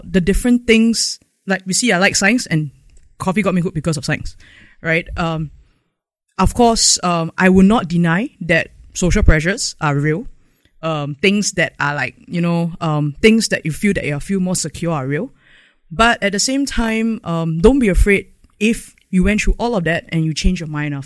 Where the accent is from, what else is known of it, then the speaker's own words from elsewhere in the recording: Singapore; I actually became more prouder and prouder of being a Singaporean